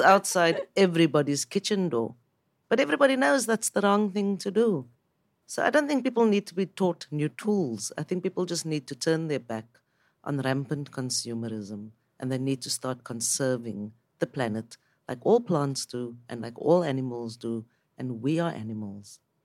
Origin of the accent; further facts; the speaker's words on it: South Africa; I'm from South Africa